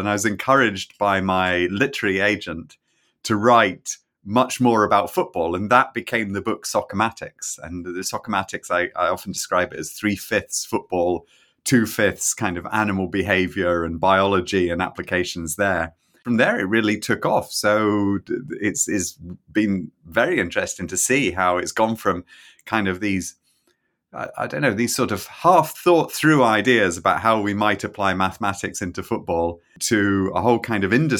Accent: Scotland, United Kingdom; also born or lived in England; I grew up in Scotland. I'm English originally, as you can hear, but I grew up in Scotland. I did my degree in Edinburgh and I did a PhD in Manchester.

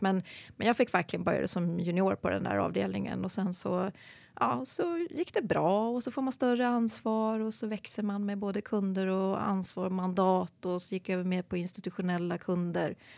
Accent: Sandviken, Gävleborg County, Sweden; moved away; also born or lived in Gothenburg / London / Uppsala; Född i Göteborg, flyttade till Sandviken, lilla bruksorten, när jag var sju och växte upp där

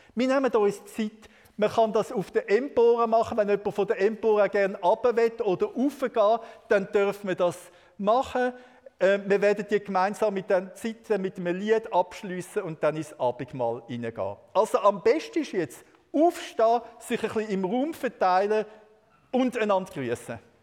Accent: Switzerland; als Schweizer

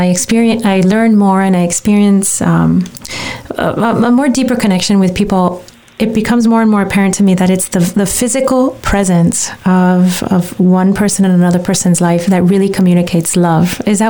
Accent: Guadalajara, Jalisco, Mexico; moved away; When I was a little girl and growing up in Mexico, the Pope, St. John Paul II, visited Guadalajara, where I lived

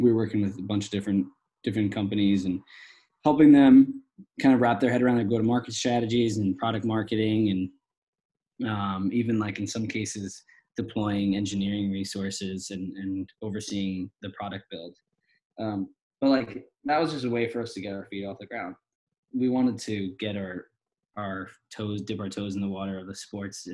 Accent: East Coast, United States; now in Los Angeles, United States; we're all from the East Coast, so we'll constantly go back home for like weeks on end

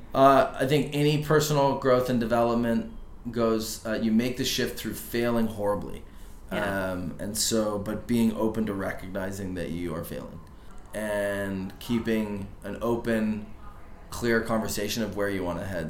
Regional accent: Canada; I'm, I'm a Canadian. I have a deep network in Vancouver.

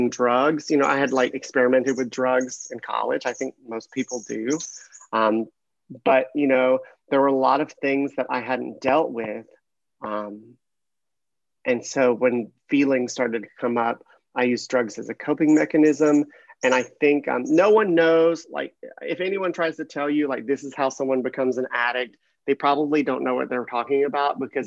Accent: Mississippi, United States; moved away as an adult; now in California, United States; I grew up in Mississippi

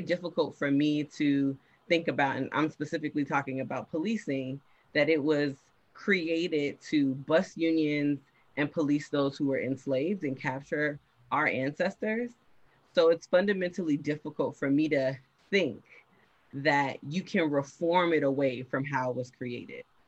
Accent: Miami, Florida, United States; I am from Miami, Florida. That's important to note. That's a huge part of my identity.

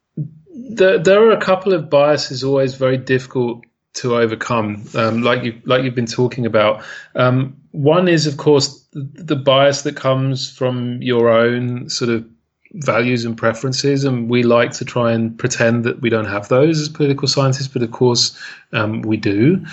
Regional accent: United Kingdom; I'm Brit, I'm a Brit

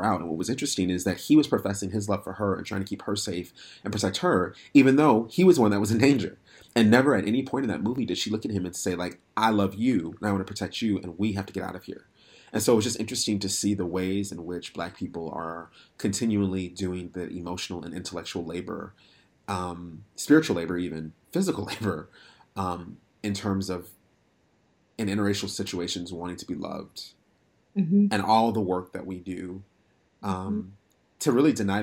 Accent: Minnesota, United States; moved away; also born or lived in North Dakota; I grew up in Minnesota, went to college in North Dakota

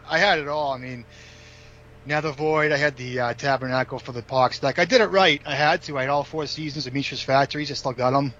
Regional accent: Boxford, Massachusetts, United States; now in Stoneham, United States; I grew up on the North Shore

